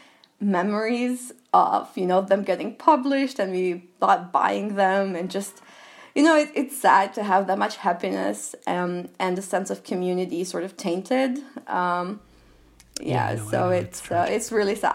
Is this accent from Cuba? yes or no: no; Albania; English is a second language; moved away as an adult; also born or lived in United States / France; I was born and raised in Albania. I did my college years in the US and then lived in France.